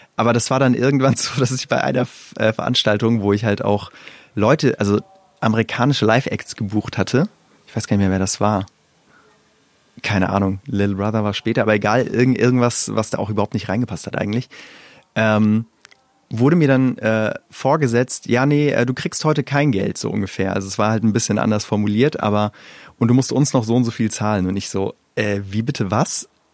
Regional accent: Wiesbaden, Hesse, Germany; born or raised there; moved away as an adult; also born or lived in Iran; now in Berlin, Germany

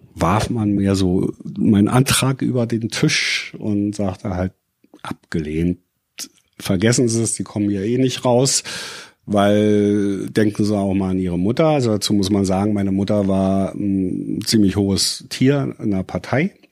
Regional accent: Berlin, Germany; geboren bin ich in Ostberlin und aufgewachsen

